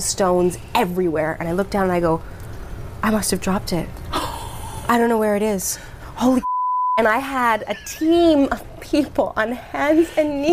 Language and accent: English; Canada; moved away as an adult; also born or lived in Hawaii; I'm from Canada.